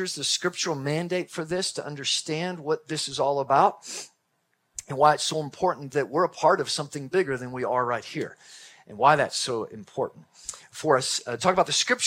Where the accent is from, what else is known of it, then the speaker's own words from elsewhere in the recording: Texas, United States; I'm from Texas. Grew up in Texas, and we had a large Texas family